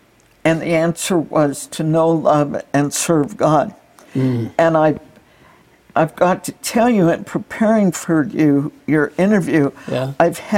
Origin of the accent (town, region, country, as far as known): Orange County, California, United States; born or raised there; also born or lived in Indiana